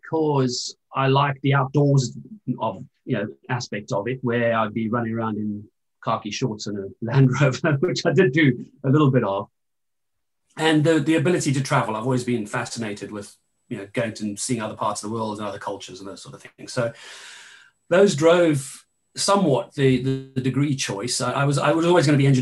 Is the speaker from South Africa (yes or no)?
yes; a mining town just east of Johannesburg, Gauteng, South Africa; I grew up actually in a mining town just east of Johannesburg